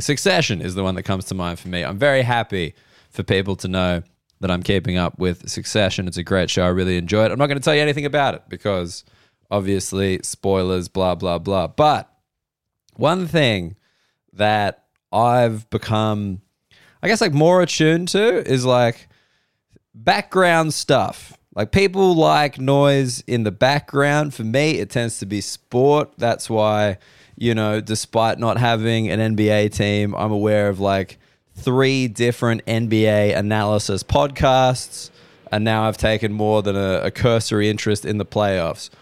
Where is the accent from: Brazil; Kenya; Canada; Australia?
Australia; Sydney, New South Wales; Sydney's my hometown